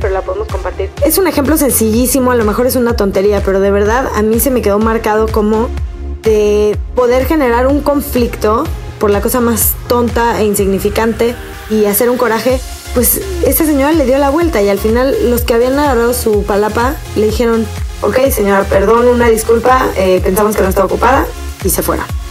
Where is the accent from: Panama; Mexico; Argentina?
Mexico; Nosotros como ciudadanos mexicanos